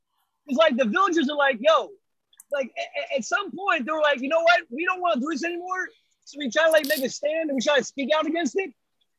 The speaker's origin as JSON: {"language": "English", "town": "Takoma Park", "region": "Maryland", "country": "United States", "tie": "born or raised there", "said": "I grew up in Tacoma Park, D.C."}